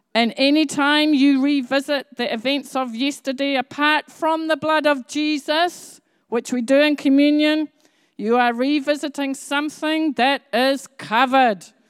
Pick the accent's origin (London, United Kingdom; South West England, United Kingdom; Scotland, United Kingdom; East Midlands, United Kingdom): Scotland, United Kingdom; Edinburgh; I grew up in Edinburgh, and the nearest city to me was called Glasgow.